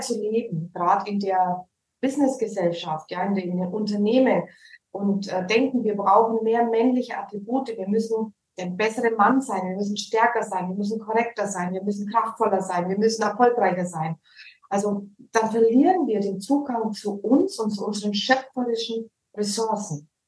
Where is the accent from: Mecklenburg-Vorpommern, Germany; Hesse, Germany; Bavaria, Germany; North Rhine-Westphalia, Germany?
Bavaria, Germany; Allgäu; accent: Franconian; moved away as an adult; also born or lived in Nuremberg; now in Cyprus; aus Nürnberg. Aufgewachsen bin ich tatsächlich im Allgäu. Ich bin geboren in Nürnberg. Dann mhm. wurde ich ins Allgäu gezogen, so mit 14, 15 wieder zurück nach mhm. Nürnberg